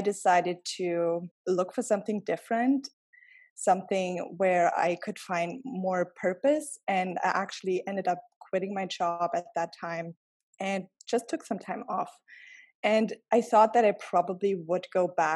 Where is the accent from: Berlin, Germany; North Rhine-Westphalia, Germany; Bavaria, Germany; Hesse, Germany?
Bavaria, Germany; around Munich; moved away as an adult; also born or lived in Cleveland, Ohio; now in New York City, United States; I grew up around the city of Munich, and I came to the United States about 10 years ago